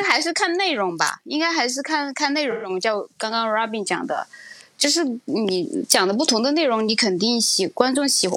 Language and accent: Chinese; Chengdu, Sichuan, China; 我是成都，我是四川人，我虽然普通话还讲得可以